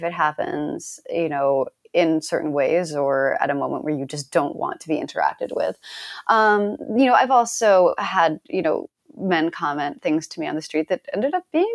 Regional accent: Northeast, United States; I was growing up in, you know, this small town in the Northeast

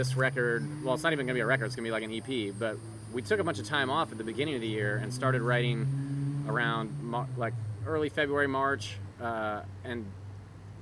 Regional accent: Palm Bay, Florida, United States; now in Gainesville, United States; I'm from Palm Bay, Florida

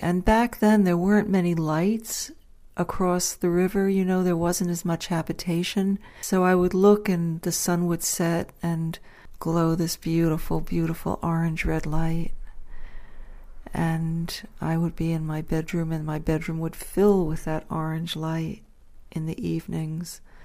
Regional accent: Dobbs Ferry, New York, United States; when I was growing up in Dobbs Ferry, New York

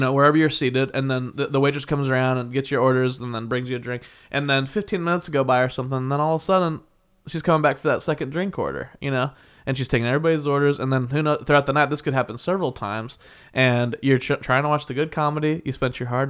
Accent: Midwest, United States; I grew up in the Midwest. I did the best thing possible for me and moved to where it would be sunny and warm.

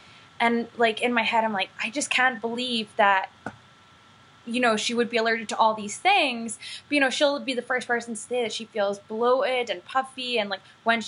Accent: Scotland, United Kingdom; now in United States; I grew up in Scotland

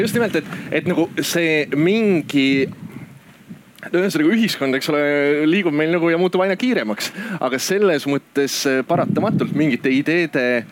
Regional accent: Orissaare, Saare County, Estonia; moved away; see koht, kus ma päriselt ise pärit olen, on Orissaare, mis on Saaremaa idaosas

